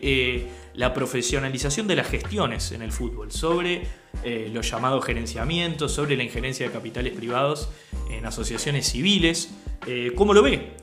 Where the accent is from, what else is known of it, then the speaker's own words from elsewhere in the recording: Uruguay; como uruguayos